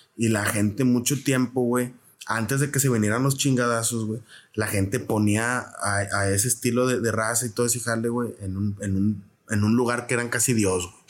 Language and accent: Spanish; Reynosa, Tamaulipas, Mexico; accent: fronterizo; moved away as an adult; also born or lived in San Luis Potosí / Querétaro / Mexico City; soy del norte. ¿De dónde? De Tamaulipas. Y ya como que chale. Y luego, ¿de qué parte? De carro, hermano? De Reynosa